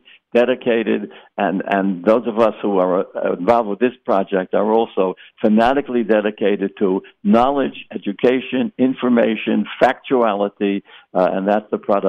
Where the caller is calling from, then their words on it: Boca Raton, Florida, United States; I'm speaking from Century Village in Boca Raton